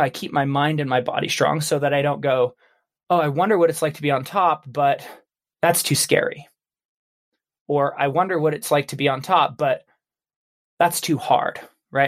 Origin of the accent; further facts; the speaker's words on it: Baker City, Oregon, United States; I grew up in Baker City, Oregon